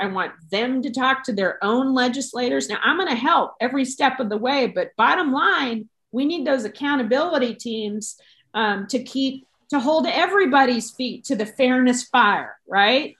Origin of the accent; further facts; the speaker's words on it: Texas, United States; as a Texan